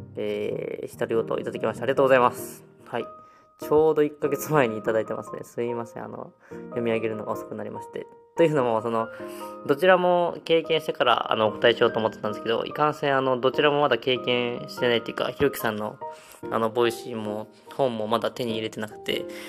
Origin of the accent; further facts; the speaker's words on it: Osaka, Japan; now in Tokushima, Japan; 地元に帰ってて